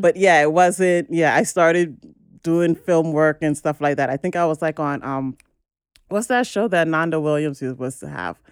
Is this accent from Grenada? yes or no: yes; Grenada; I'm originally from Grenada